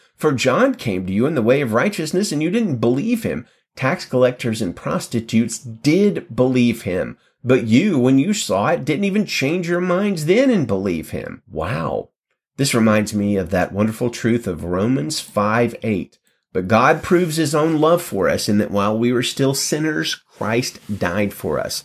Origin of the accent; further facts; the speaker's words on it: United States; I was born in the United States